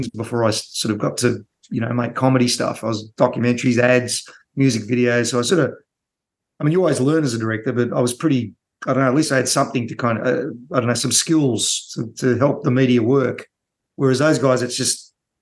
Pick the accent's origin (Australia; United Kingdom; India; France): Australia; growing up in Australia